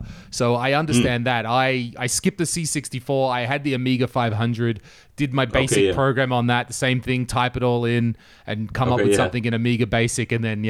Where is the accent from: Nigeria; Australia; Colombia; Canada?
Australia; I mean, I grew up in Australia, and we were also, we're a PAL territory